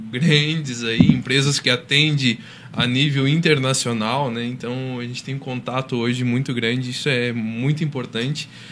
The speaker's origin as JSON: {"language": "Portuguese", "town": "São Joaquim", "region": "Santa Catarina", "country": "Brazil", "also_born_or_lived": "Rio do Sul", "said": "Eu sou da Serra, sou serrano, sou de São Joaquim."}